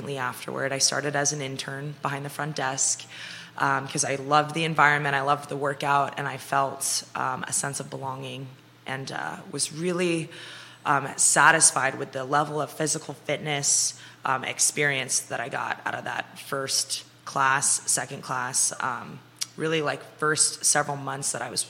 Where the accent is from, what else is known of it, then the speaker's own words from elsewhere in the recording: Alexandria, Virginia, United States; moved away as an adult; also born or lived in Charlottesville, Virginia; I am from Alexandria, Virginia.